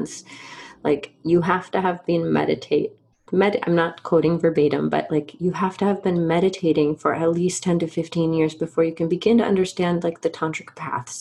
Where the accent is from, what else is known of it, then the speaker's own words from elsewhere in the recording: Georgia, United States; I grew up in Georgia